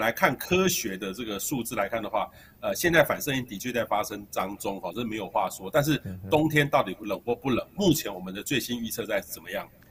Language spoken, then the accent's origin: Chinese; central Taiwan, Taiwan; 我在中部长大的